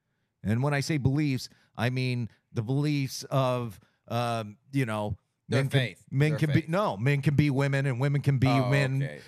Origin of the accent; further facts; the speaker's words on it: United States; I go back to being a constitutionalist, and I'm an American.